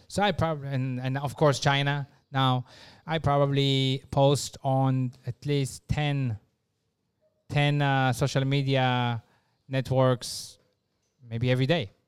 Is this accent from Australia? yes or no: no; Israel; moved away; I come from Israel